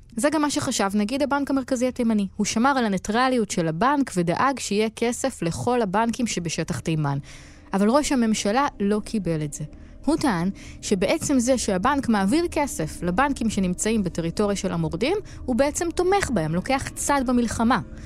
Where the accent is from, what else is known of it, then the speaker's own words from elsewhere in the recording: Israel; כי אנחנו מישראל